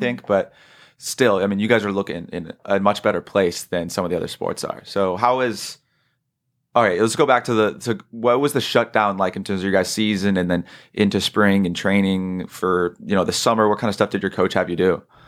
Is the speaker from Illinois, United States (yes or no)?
no; South San Francisco area, California, United States; moved away; I'm not from Sonoma, but I'm from the South San Francisco area